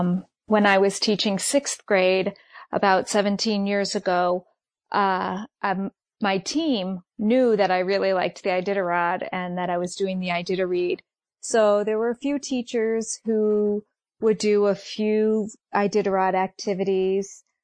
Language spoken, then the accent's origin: English; Mansfield, Connecticut, United States; I'm from Mansfield, Connecticut.